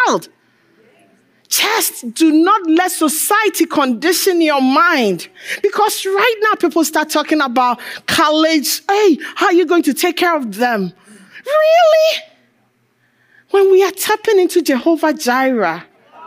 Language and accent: English; Ghana; I'm African. I'm Ghanaian.